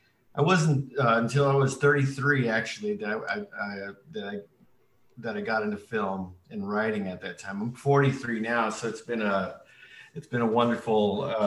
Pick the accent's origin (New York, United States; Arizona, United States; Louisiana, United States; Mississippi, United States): Arizona, United States; also born or lived in Colorado River Indian Tribes; I'm originally from the Colorado River Indian tribes in Southwest Arizona. I'm Native American and of Hopi descent.